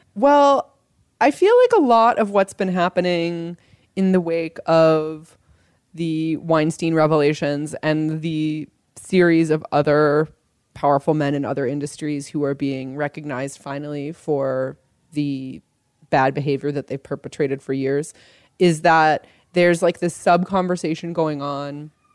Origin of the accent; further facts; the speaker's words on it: Los Angeles, California, United States; my hometown newspaper, the Los Angeles Times